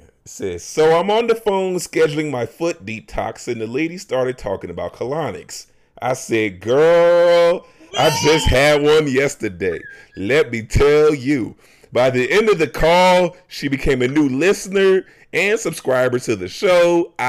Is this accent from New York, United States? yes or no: yes; New York City, New York, United States; I am from Southside Jamaica, Queens.